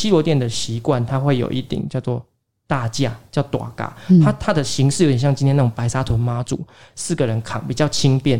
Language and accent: Chinese; Taiwan; 因为在日据时期的时候，我们台湾人都会有一个不好的习惯，就是如果因为重男轻女，如果生到女的话，嗯，就会把她溺死之类的。